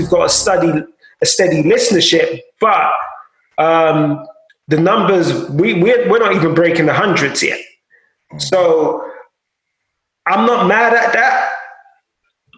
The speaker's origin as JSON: {"language": "English", "country": "Nigeria", "said": "being Nigerian"}